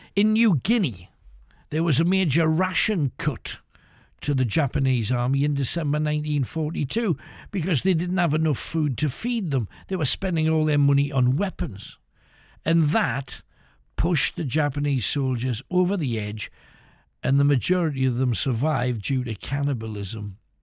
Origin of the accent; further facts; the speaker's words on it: United Kingdom; we're British